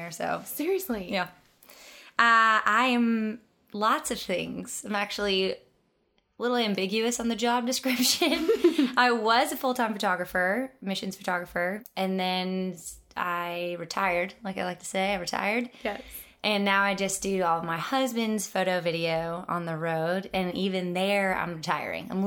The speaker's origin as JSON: {"language": "English", "region": "Wisconsin", "country": "United States", "lives_now": "Nashville, United States", "said": "I'm originally from Wisconsin, but I've lived in Nashville for 10 years."}